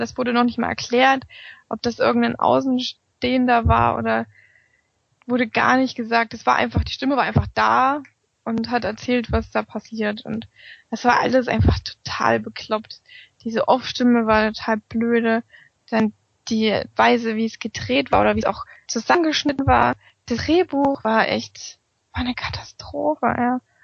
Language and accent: German; Germany; bei uns in Deutschland